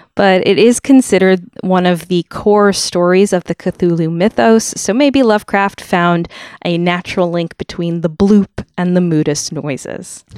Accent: Fairfield, Connecticut, United States; my hometown, Fairfield

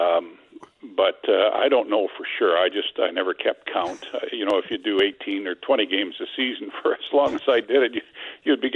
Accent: Regina, Saskatchewan, Canada; But I grew up in Regina

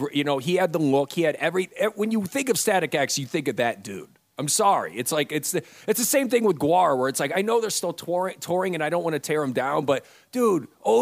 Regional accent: Toledo, Ohio, United States; moved away; my hometown of Toledo, Ohio

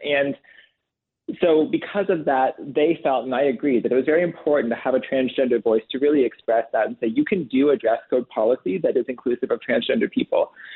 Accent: Waterloo Region, Ontario, Canada; my hometown of Waterloo Region District School Board right here.

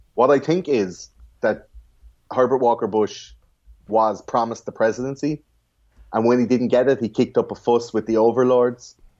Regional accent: Ireland; in Ireland we have fluoride in the water

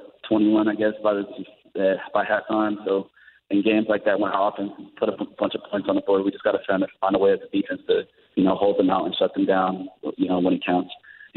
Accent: Georgia, United States; moved away; I'm from Georgia

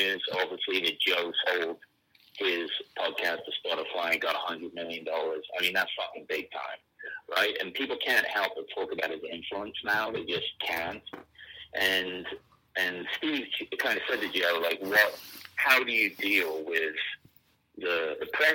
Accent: England, United Kingdom; also born or lived in California; now in Bozeman, United States; I'm English

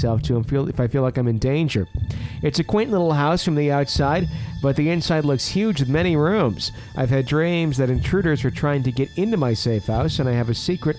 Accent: Fond du Lac, Wisconsin, United States; now in Kansas, United States; a funeral home I was in several times as a child in Fond du Lac in my hometown

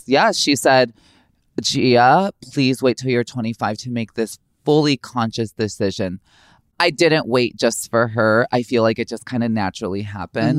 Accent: Chicago, Illinois, United States; Growing up in Chicago, it's very urban

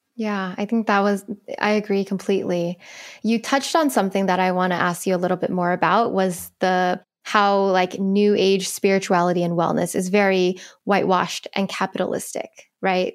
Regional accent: United States

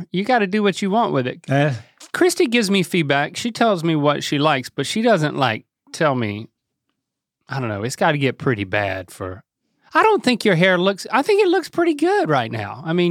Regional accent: North Carolina, United States; growing up in Harnett County, Lee County, I mean, there were more mullets than non-mullets, right?

